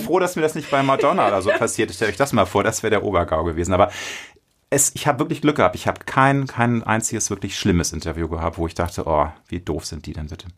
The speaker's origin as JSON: {"language": "German", "region": "Hamburg", "country": "Germany", "tie": "born or raised there", "said": "Ich bin in Hamburg geboren. Ich bin großstädtisch erzogen."}